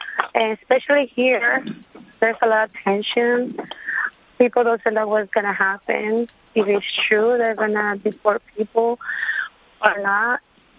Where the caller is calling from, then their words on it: Brownsville, Texas, United States; I'm calling from Brownsville, Texas. I'm here illegally for 20 years.